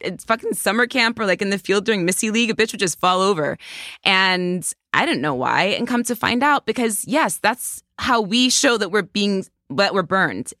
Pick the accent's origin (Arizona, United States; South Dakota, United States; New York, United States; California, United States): New York, United States; I'm a New Yorker.